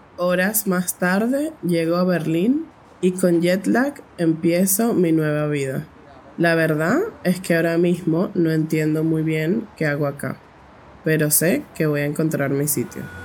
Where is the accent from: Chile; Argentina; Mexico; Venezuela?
Venezuela; Caracas, Capital District; soy de Caracas, la capital de Venezuela